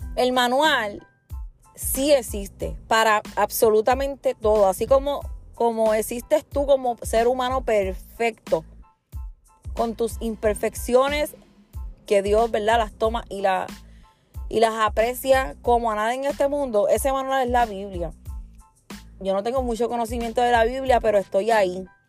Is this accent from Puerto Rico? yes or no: yes; Puerto Rico; Nosotros los puertorriqueños, hablando de mí, que soy puertorriqueña